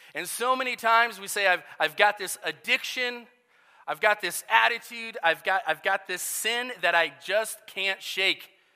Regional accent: Nebraska, United States; moved away; also born or lived in Iowa; ever since I was a kid, uh, growing up in Nebraska

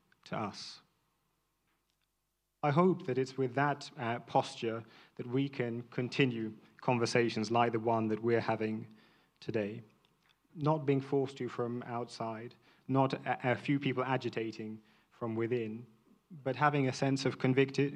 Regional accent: London, United Kingdom; a mixed-race man born and raised in London

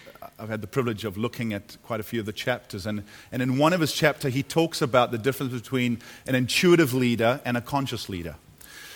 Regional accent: United States; also born or lived in California; I come from America. Last 10 years there, California, the land of the mega church

